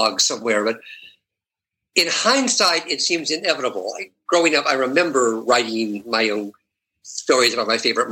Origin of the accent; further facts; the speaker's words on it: Seattle, Washington, United States; moved away as an adult; also born or lived in New York City; I grew up in Seattle